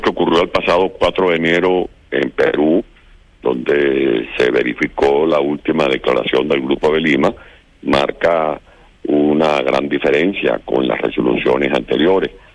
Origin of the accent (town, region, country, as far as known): Venezuela; moved away as an adult; now in Madrid, Spain